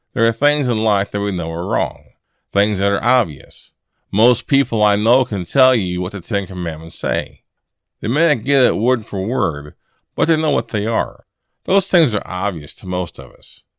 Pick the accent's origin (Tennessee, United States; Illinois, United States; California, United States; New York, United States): Illinois, United States; moved away; I'm from Illinois originally, and I'm accustomed to snow and cold weather